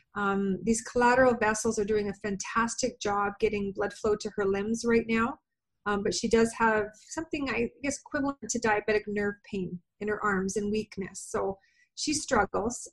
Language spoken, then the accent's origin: English; Canada; I am from Canada